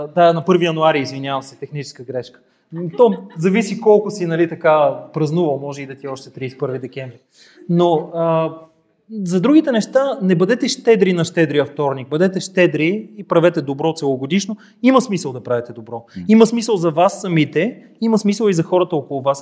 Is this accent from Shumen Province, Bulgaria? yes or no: no; Gabrovo, Gabrovo Province, Bulgaria; като габровец